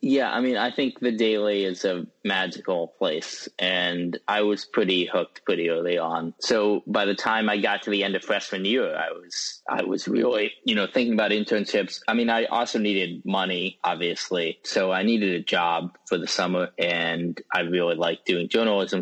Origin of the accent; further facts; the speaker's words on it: West Lafayette, Indiana, United States; also born or lived in Worcester, Massachusetts; When I was one year old, my family moved to West Lafayette, Indiana, and that is where I grew up.